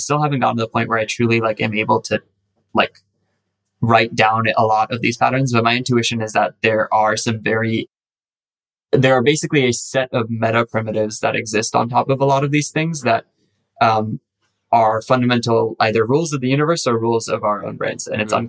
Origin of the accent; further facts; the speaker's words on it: United Arab Emirates; Yeah, I'm actually Indian ethnically. My parents are Indians. I am Indian as well, technically. Like, I have a Indian passport. I just grew up in the UAE.